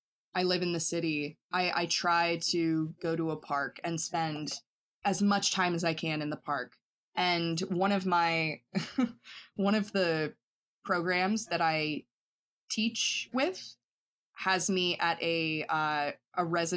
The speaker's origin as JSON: {"language": "English", "town": "Asheville", "region": "North Carolina", "country": "United States", "tie": "born or raised there", "said": "You know, like I grew up moving all over the South, and I always say that I grew up in Asheville, North Carolina, just because that's where my family sort of settled after a lot of moving."}